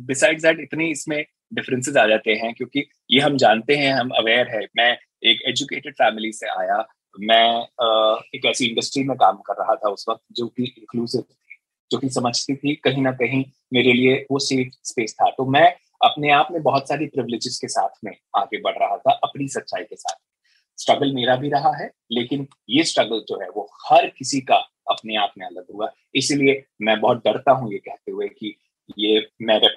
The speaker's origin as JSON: {"language": "Hindi", "region": "Punjab", "country": "India", "said": "मैंने बचपन से यही सुना था कि हाँ यू नो मैं पंजाबी हूँ"}